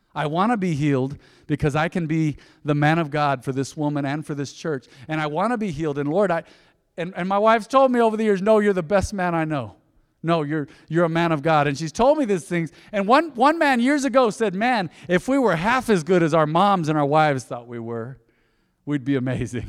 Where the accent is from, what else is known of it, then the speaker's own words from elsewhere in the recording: Española, New Mexico, United States; I was born in Española, New Mexico